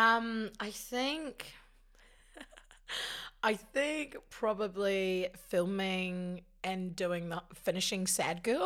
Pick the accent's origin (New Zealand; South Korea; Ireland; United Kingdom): New Zealand; Te Awamutu, Waikato; moved away as an adult; also born or lived in Hamilton, New Zealand; now in Auckland, New Zealand; I'm from the Waikato.